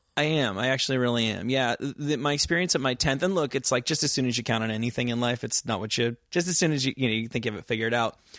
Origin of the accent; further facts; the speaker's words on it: New Jersey, United States; moved away as an adult; also born or lived in New York City / Oxford / Santa Barbara; I'm from New Jersey.